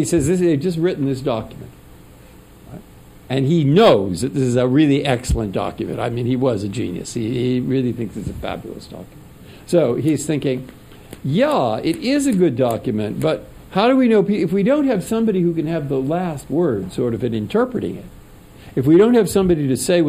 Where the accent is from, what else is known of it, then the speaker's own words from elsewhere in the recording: San Francisco, California, United States; moved away as an adult; also born or lived in Cambridge, Massachusetts; it's high school, and it's growing up in San Francisco